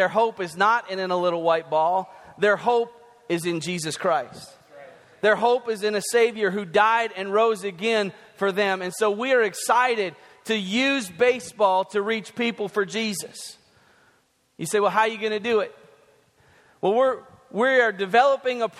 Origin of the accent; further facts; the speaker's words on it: North Dakota, United States; moved away as an adult; now in Tennessee, United States; I'm originally from North Dakota